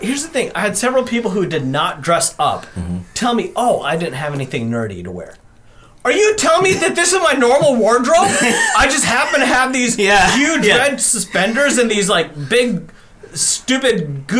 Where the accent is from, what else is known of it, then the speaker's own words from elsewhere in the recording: India; And I'm Indian. We wrote the Kama Sutra, so I know how to use it.